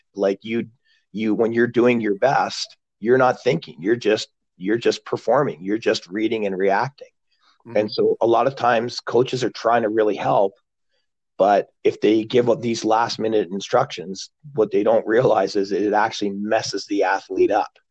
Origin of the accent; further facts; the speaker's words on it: Glasgow, Scotland, United Kingdom; I was born in Glasgow